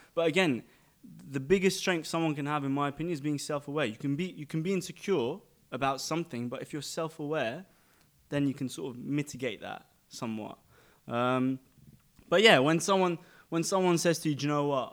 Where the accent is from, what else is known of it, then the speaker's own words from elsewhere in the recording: London, United Kingdom; now in Dubai, United Arab Emirates; I was born in London, um, to Armenian pra, Armenian parents